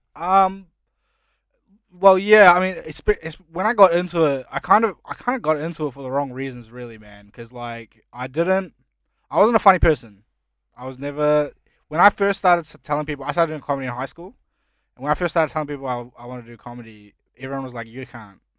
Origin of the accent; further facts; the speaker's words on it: New Zealand; English is a second language; also born or lived in India; now in Australia; when I first moved to New Zealand, I couldn't speak English.